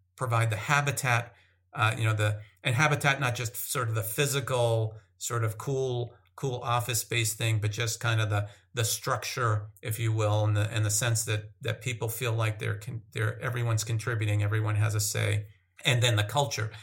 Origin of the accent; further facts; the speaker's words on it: Massachusetts, United States; moved away as an adult; also born or lived in Northern California / Minnesota / San Diego; I grew up in Massachusetts.